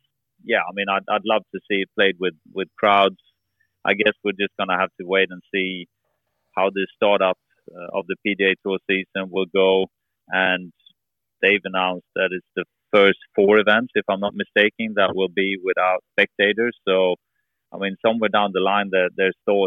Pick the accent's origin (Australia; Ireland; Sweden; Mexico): Sweden; Gothenburg, Västra Götaland; moved away; also born or lived in Orlando, United States / near Malmö, Sweden; I was born in Gothenburg, which is still very much in the southern part